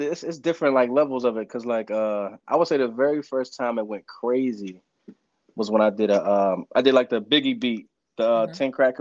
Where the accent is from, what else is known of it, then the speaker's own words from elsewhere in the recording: Pittsburgh, Pennsylvania, United States; I ain't grew up in Philly. I'm from Pittsburgh